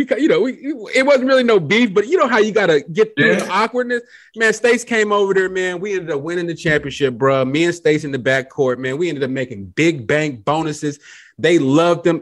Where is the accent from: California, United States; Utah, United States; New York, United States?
California, United States; Los Angeles; you're from